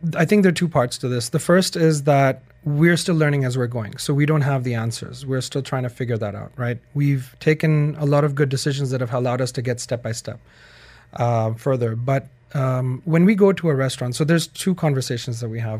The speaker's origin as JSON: {"language": "English", "country": "Pakistan", "moved": "as an adult", "said": "I'm from Pakistan"}